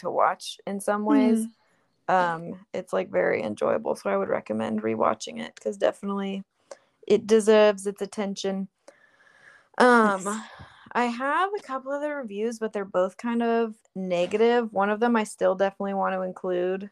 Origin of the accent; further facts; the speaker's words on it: Santa Rosa, California, United States; now in Vallejo, United States; Santa Rosa, my hometown where my family lives